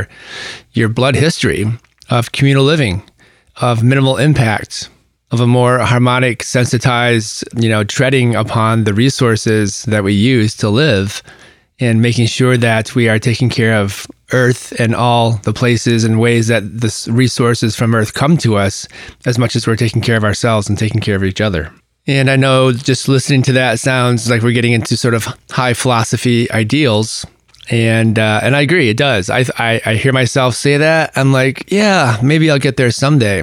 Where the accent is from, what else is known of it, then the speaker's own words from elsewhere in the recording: United States; what defines us, you know, particularly in this country as American